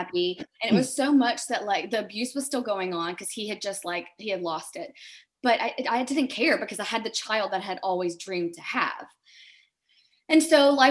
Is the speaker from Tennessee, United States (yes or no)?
yes; Germantown, Tennessee, United States; moved away as an adult; also born or lived in Tallahassee, Florida; I was growing up in Germantown, Tennessee, which is a suburb of Memphis